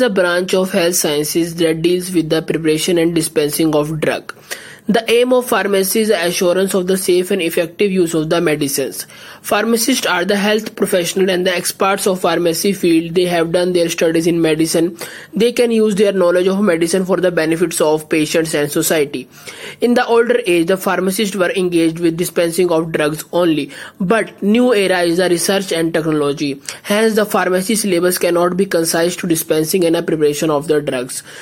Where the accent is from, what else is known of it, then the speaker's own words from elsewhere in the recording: India; I'm from India.